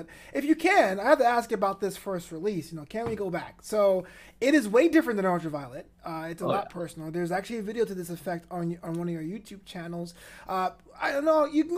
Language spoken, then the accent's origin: English; New York City, New York, United States; I grew up in Brooklyn.